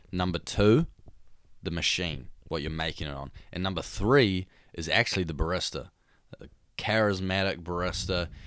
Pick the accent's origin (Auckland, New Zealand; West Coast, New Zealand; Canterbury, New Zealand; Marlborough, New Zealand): Auckland, New Zealand; Devonport; for all three of us, we come from Devonport